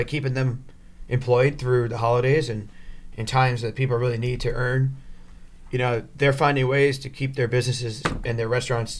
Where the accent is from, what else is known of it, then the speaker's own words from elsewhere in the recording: New Jersey, United States; I grew up in North Jersey, two mile landing.